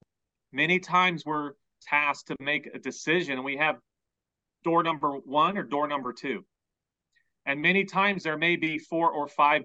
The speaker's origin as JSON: {"language": "English", "town": "Hobe Sound", "region": "Florida", "country": "United States", "tie": "born or raised there", "also_born_or_lived": "Guatemala / Washington, D.C.", "said": "I was born in Guatemala, but grew up in Hope Sound"}